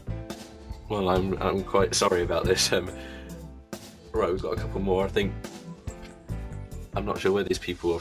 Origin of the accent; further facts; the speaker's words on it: Glasgow, Scotland, United Kingdom; now in Cambridge, United Kingdom; from Glasgow, my hometown